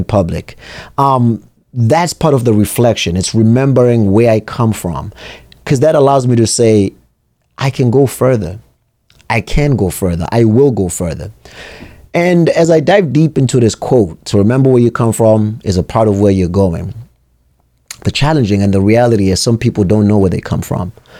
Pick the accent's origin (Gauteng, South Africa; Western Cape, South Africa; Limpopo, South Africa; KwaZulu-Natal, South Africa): KwaZulu-Natal, South Africa; Durban; now in New Hampshire, United States; I was born and raised in South Africa